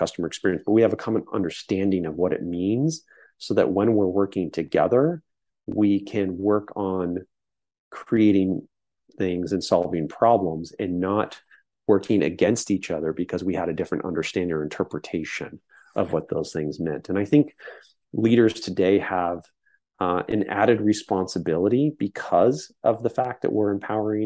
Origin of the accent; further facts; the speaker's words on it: San Francisco Bay Area, California, United States; growing up in the Bay Area